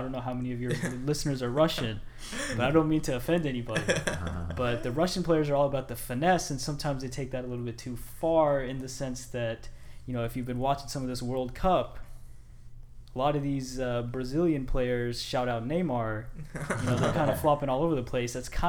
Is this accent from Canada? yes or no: yes; Edmonton, Alberta, Canada; born there; So I was born in Edmonton. I'm an Edmonton Oilers fan.